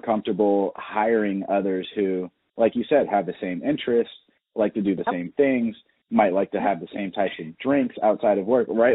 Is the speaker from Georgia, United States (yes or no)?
yes; Atlanta, Georgia, United States; born or raised there